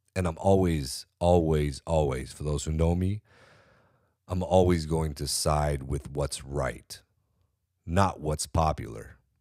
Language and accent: English; California, United States; I'm from California. I'm from California.